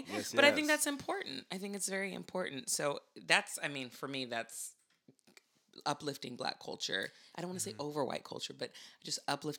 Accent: Santa Barbara, California, United States; Like, I grew up in Santa Barbara.

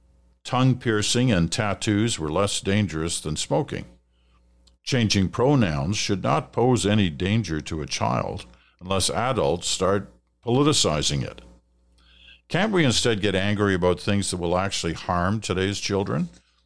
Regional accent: Saskatchewan, Canada; born there; also born or lived in British Columbia / Ontario; now in Alberta, Canada; I was born in Saskatchewan, lived in BC, Ontario, and now Alberta.

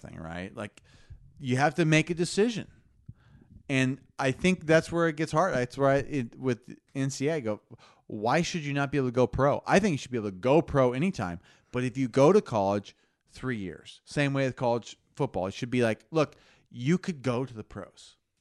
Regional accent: Lincoln, Nebraska, United States; we grew up in Lincoln, Nebraska, our dads played football for Nebraska

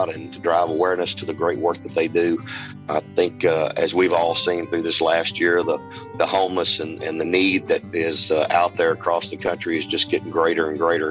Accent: Southwest Arkansas, United States; also born or lived in East Texas; now in Nashville, United States; I grew up in Southwest Arkansas

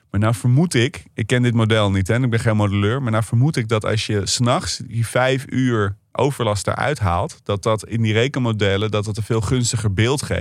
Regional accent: Lelystad, Flevoland, Netherlands; Slecht nieuws voor mijn geboortegrond.

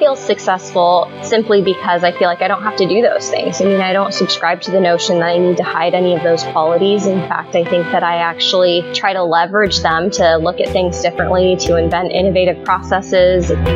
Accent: Colorado, United States; my two older sisters and I were born and raised in the U.S. And I grew up in Colorado

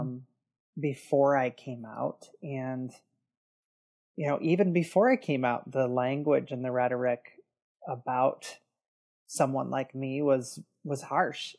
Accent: Detroit, Michigan, United States; I grew up in the Detroit area. Um, that's where I live now.

